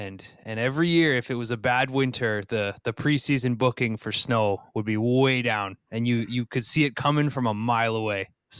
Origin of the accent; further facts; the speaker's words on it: New England, United States; now in Minneapolis, United States; I live in Minneapolis now, but I grew up in New England.